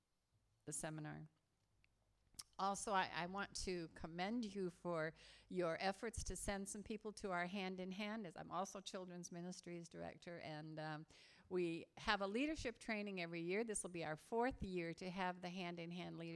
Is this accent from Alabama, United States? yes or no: no; Massachusetts, United States; now in Hawaii, United States; actually I grew up in Massachusetts and New England